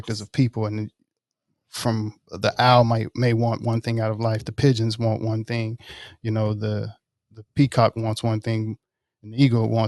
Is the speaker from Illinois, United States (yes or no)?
no; Mississippi, United States; moved away; I'm originally from Mississippi